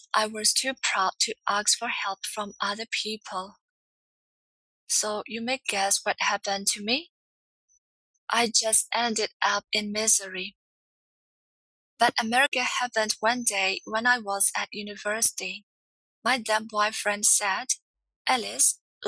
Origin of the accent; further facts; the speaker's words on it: Myanmar; I'm from Myanmar, formerly known as Burma.